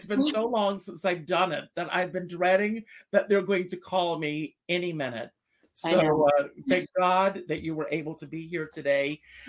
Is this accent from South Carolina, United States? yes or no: yes; South Carolina, United States; moved away; also born or lived in New York; Because my parents, very old fashioned in South Carolina